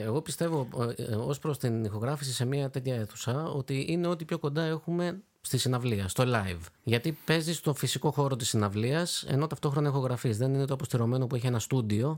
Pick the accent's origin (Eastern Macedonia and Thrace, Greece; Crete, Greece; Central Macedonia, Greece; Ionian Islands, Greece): Ionian Islands, Greece; Corfu; Είμαι από την Κέρκυρα